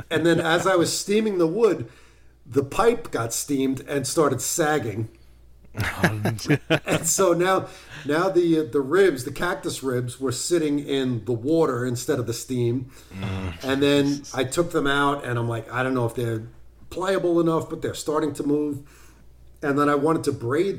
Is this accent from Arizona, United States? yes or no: yes; Arizona, United States; also born or lived in New York City; now in East Durham, United States; I grew up out in Arizona